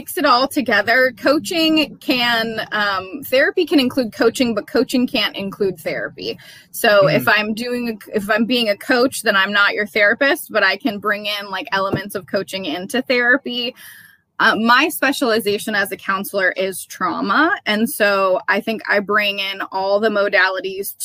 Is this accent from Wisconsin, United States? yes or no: yes; Wisconsin, United States; also born or lived in South Carolina / Arizona; now in Cleveland, United States; I'm originally from Wisconsin